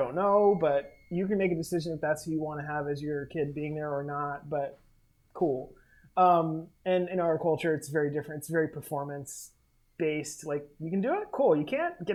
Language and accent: English; Olympia, Washington, United States; also born or lived in Fort Lewis, Washington / Puerto Rico; I grew up in Olympia. My dad was military, so I was born in Fort Lewis.